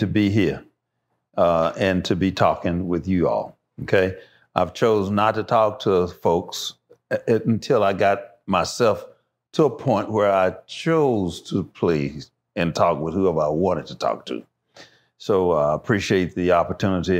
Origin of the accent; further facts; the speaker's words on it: Dallas, Texas, United States; I was born here in Dallas, Texas.